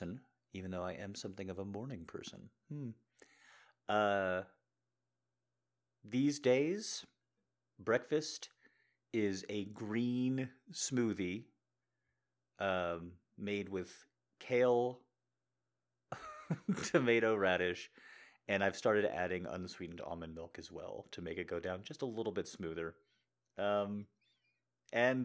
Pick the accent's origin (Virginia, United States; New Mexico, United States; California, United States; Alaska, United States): New Mexico, United States; I grew up in New Mexico